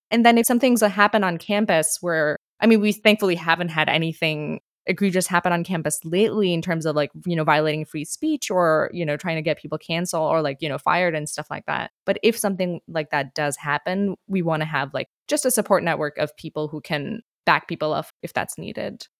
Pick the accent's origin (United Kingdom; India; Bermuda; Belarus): India; moved away as an adult; now in United States; I grew up in India, and when I went to the U S